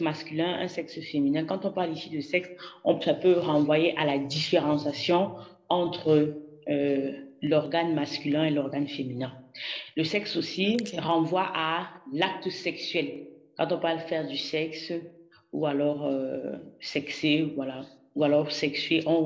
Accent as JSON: {"language": "French", "country": "Cameroon", "also_born_or_lived": "France", "moved": "yes", "said": "j'ai eu à cœur de revenir au Cameroun, mon pays d'origine"}